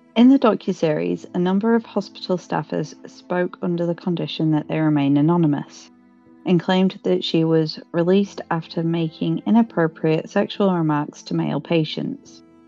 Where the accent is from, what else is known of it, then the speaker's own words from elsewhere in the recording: United Kingdom; we're British.